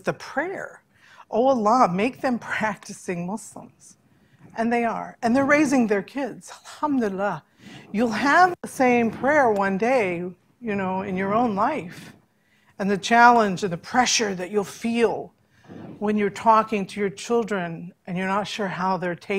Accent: United States; when I was young here in America as a Christian child

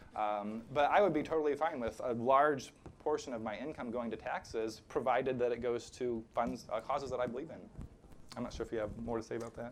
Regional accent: rural Illinois, United States; moved away; my hometown in rural Illinois

